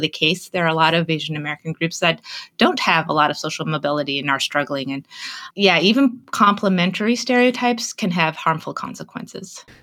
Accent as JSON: {"language": "English", "country": "Canada", "tie": "born or raised there", "moved": "as an adult", "lives_now": "United States", "said": "I grew up in Canada. And when I first arrived in the United States for college"}